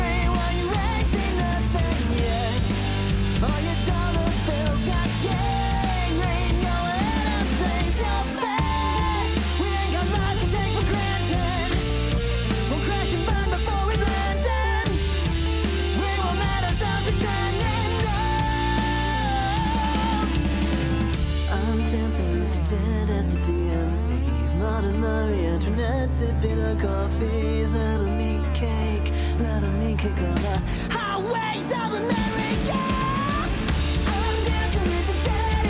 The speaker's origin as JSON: {"language": "English", "town": "Denver", "region": "Colorado", "country": "United States", "tie": "born or raised there", "said": "my hometown in Denver"}